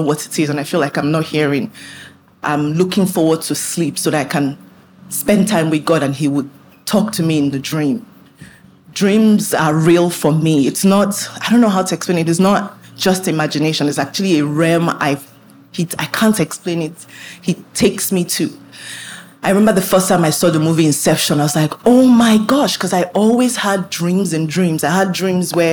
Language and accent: English; Nigeria; I was born in Nigeria.